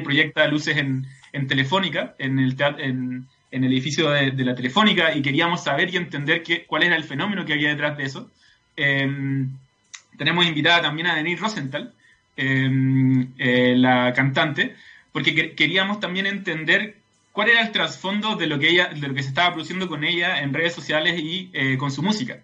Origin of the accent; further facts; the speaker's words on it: Santiago, Santiago Metropolitan Region, Chile; como santiaguinos